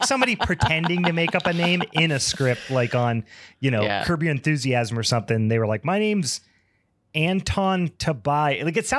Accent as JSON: {"language": "English", "area": "Beaver County", "region": "Western Pennsylvania", "country": "United States", "tie": "born or raised there"}